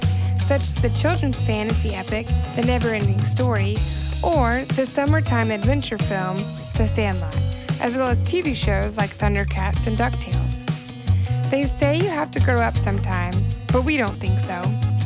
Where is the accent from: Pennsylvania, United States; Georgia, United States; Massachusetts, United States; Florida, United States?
Georgia, United States; Alpharetta; moved away as an adult; now in Chattanooga, United States; I'm from Alpharetta, and I moved up here 10 years ago